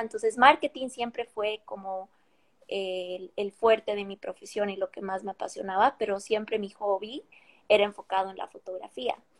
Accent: La Paz, Bolivia; moved away as an adult; now in Seattle, United States; nací, crecí en La Paz, Bolivia. Crecí toda mi vida ahí hasta como hace unos seis años o siete que me mudé acá a Estados Unidos

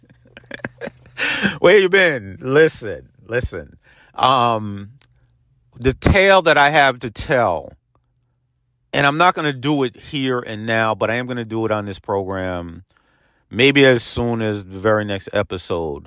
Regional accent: Peekskill, New York, United States; my hometown of Peekskill, New York

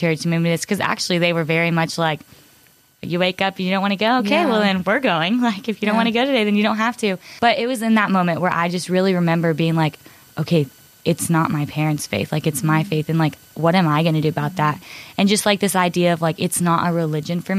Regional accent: Cypress, Texas, United States; I'm from Cypress, Texas

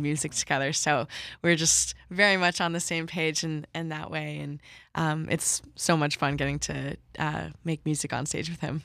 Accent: Connecticut, United States; moved away as an adult; now in Boston, United States; I grew up in Connecticut

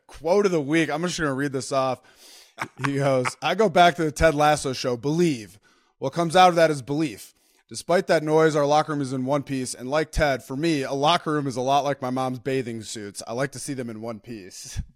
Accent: Minnesota, United States; also born or lived in Wisconsin; I'm from Minnesota, went to Wisconsin.

